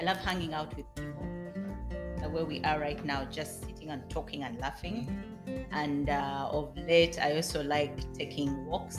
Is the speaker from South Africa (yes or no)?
no; Uganda; moved away as an adult; now in Springfield, United States; I'm from Uganda, East Africa